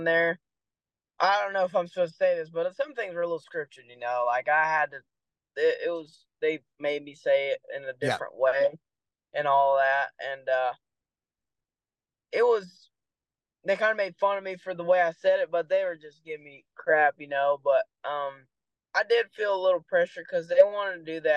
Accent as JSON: {"language": "English", "town": "Decatur", "region": "Texas", "country": "United States", "tie": "born or raised there", "also_born_or_lived": "Brazil", "accent": "Texan", "first_language": "English", "said": "Decatur, Texas"}